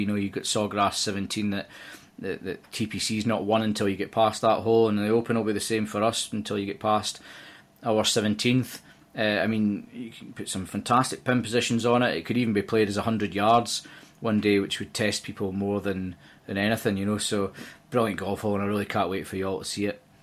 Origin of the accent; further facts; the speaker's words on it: Dumfries, Scotland, United Kingdom; moved away as an adult; now in Liverpool, United Kingdom; I'm Scottish, and I was, uh, brought up in a town in the southwest of Scotland called Dumfries.